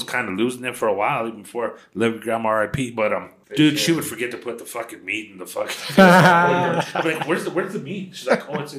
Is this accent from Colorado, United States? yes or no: yes; Colorado, United States; I'm from Colorado.